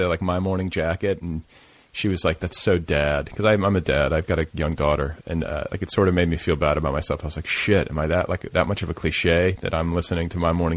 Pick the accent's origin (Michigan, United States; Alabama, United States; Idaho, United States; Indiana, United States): Indiana, United States; moved away; also born or lived in Wisconsin; adolescence in Indiana, which is, you know, I grew up like an hour and a half, 2 hours from Columbus, Ohio.